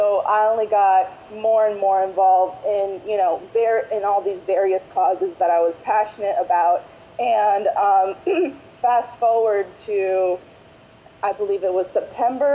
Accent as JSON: {"language": "English", "area": "Broward County", "region": "Florida", "country": "United States", "said": "I'm from Broward County, Florida, specifically Florida's 23rd district"}